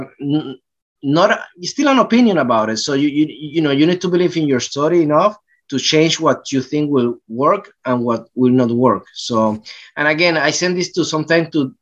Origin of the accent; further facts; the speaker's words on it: Puerto Rico; moved away as an adult; also born or lived in New York; now in Los Angeles, United States; I grew up in Puerto Rico